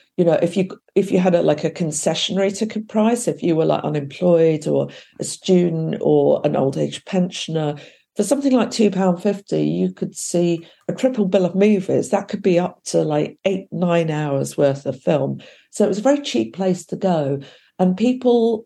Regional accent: West Sussex, South East England, United Kingdom; I was up from my hometown in West Sussex

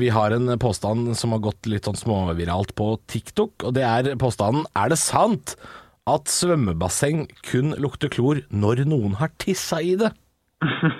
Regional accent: Drammen, Buskerud, Norway; da jeg vokste opp i Drammen på 90-tallet

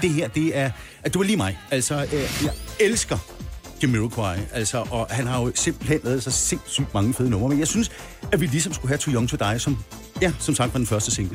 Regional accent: Birkerød, Capital Region of Denmark, Denmark; moved away as an adult; now in Farum, Denmark; jeg kommer oprindeligt fra Birkerød

